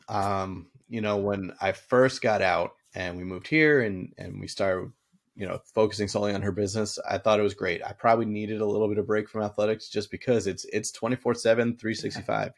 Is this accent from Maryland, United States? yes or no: no; Boston, Massachusetts, United States; I grew up in Boston